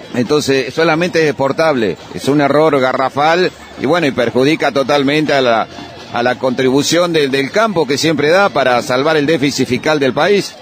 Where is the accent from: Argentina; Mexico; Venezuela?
Argentina; Santa Rosa, La Pampa; de Santa Rosa La Pampa